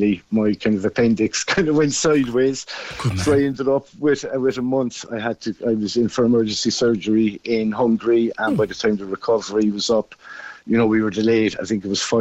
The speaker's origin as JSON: {"language": "English", "town": "Cobh", "region": "Munster", "country": "Ireland", "lives_now": "Kishkeam, Ireland", "said": "I'm originally from Cove"}